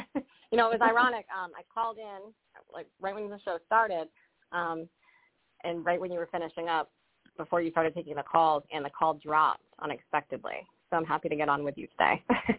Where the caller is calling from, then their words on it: Rhode Island, United States; also born or lived in Connecticut; I'm calling from Rhode Island.